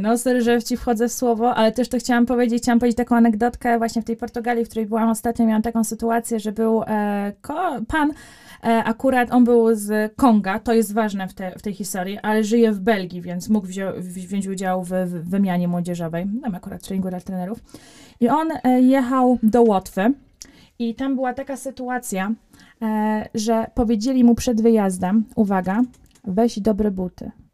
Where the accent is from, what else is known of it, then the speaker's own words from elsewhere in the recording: Poland; jestem z Polski